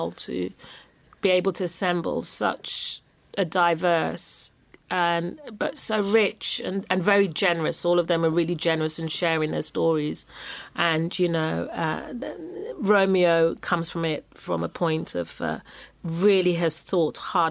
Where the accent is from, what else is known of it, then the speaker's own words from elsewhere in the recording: London, United Kingdom; I'm a Londoner.